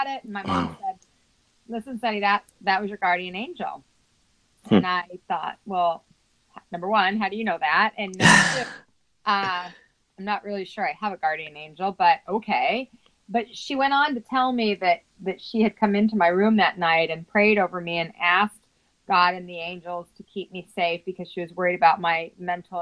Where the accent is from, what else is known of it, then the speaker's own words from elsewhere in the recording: Salt Lake City, Utah, United States; I was raised in Salt Lake City, Utah